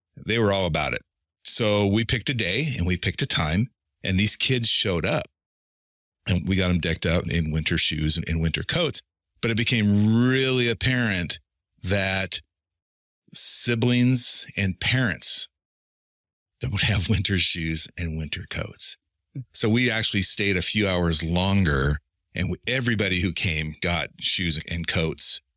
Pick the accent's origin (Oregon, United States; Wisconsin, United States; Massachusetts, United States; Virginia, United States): Oregon, United States; Eastern; moved away; also born or lived in Portland; I'm from Eastern Oregon